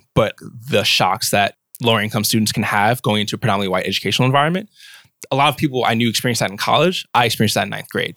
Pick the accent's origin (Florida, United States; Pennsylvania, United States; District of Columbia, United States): District of Columbia, United States; Washington; moved away as an adult; now in Berkeley, United States; I was born and raised in Southeast Washington, D C